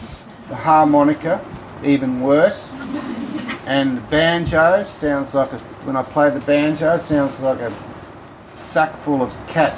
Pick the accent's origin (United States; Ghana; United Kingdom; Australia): Australia; Manangatang, Victoria; I'm from Manangatang. I was born in the hospital here, and I was raised in a farm just out the road here, about 11 k's.